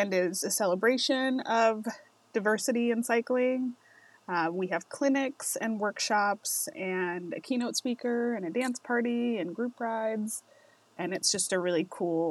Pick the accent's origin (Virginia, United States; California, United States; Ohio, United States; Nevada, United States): Nevada, United States; Las Vegas; I'm from Las Vegas